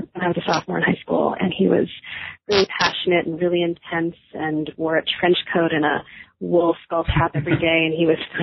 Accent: Newton, Massachusetts, United States; also born or lived in Brookline, Massachusetts / New York City / Greece; now in Western Massachusetts, United States; I grew up in the Boston area, first in Brookline and then in Newton

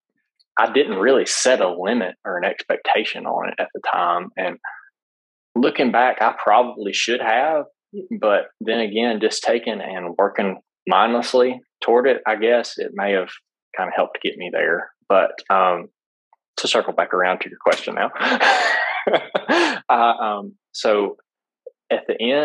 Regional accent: Alabama, United States; I'm from Alabama.

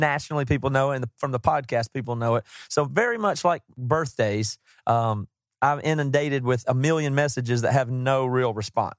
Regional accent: the South, United States; We're from the South. Uh, we didn't grow up around pro teams or anything.

